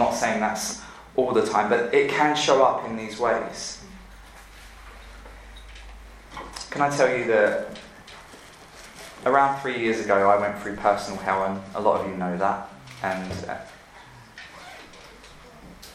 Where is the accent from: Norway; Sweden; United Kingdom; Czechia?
United Kingdom; London; moved away as an adult; now in Louisville, United States; I'm from England, and I live here now